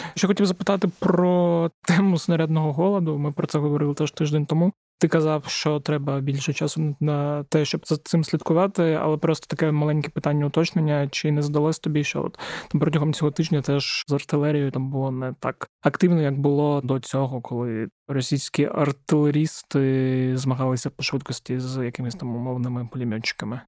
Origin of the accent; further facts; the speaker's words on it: Zaporizhzhia Oblast, Ukraine; В моїй рідній Запорізькій області